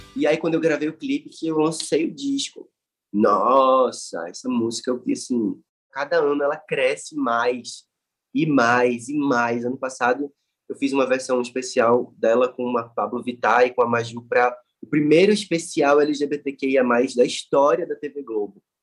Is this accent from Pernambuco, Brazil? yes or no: yes; Recife, Pernambuco, Brazil; na minha cidade natal, entendeu? Tipo, no lugar onde eu nasci